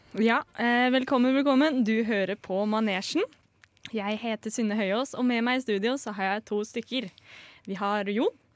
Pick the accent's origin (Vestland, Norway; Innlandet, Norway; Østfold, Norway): Østfold, Norway; Jeg er 21 år og kommer fra Østfold.